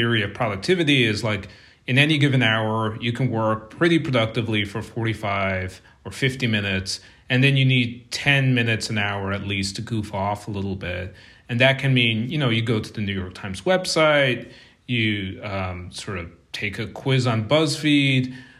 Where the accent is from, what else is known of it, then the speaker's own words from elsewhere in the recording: Munster, Ireland; moved away as an adult; But I left Ireland when I was a graduate student. So I went to the University of Limerick, which is in the southern part of Ireland. It's right next to County Kerry, which is where I grew up.